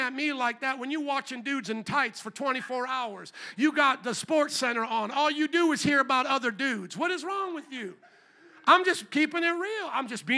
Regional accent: Indiana, United States; now in Chicago, United States; I came from Indiana, the Hoosiers and all this.

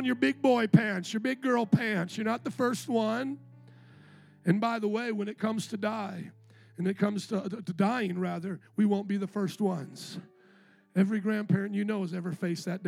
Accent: Chicago, Illinois, United States; moved away; also born or lived in Indiana; I was from Chicago

